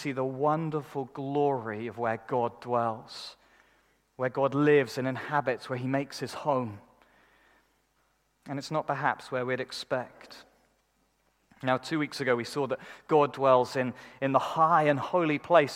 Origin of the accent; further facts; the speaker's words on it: United Kingdom; we're British